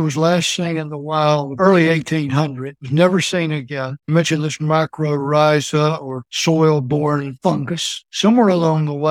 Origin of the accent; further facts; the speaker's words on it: Alabama, United States; moved away as an adult; also born or lived in Maryland / Germany; now in Canton, United States; growing up in Alabama